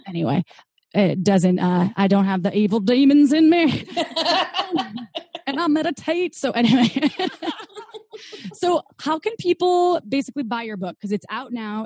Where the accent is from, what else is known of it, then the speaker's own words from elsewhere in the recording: Midwest, United States; brought up in the Midwest, and it was pretty conservative